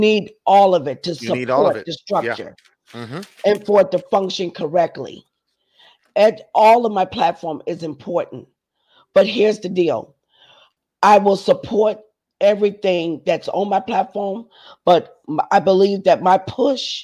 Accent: Charleston, South Carolina, United States; also born or lived in Adams Run, South Carolina; I was raised up west of the Ashley in the little area called the Ponderosa

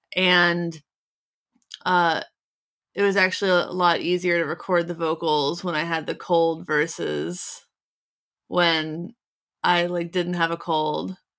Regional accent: Cincinnati, Ohio, United States; I grew up in Cincinnati

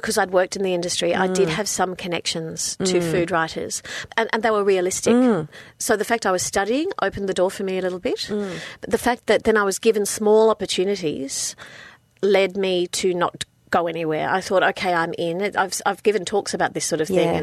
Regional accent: Brisbane, Queensland, Australia; moved away as an adult; also born or lived in London / New York / Sydney; now in Melbourne, Australia; growing up in Brisbane and then going to London, I went back to Brisbane

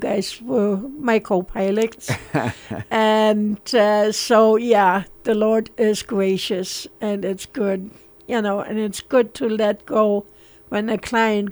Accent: Berlin, Germany; moved away; I was born in East Berlin. We escaped to West Berlin on November 27th, 1961.

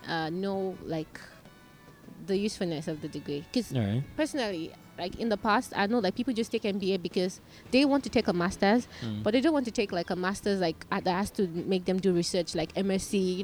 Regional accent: Nigeria; now in Malaysia; Yes, I am Nigerian.

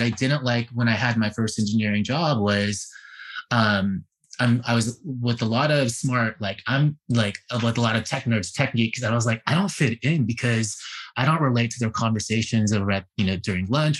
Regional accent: San Francisco, California, United States; I was born and raised in San Francisco, Bay Area

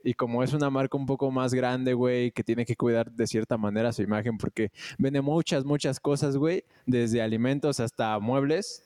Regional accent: Mexico; como un mexicano normal

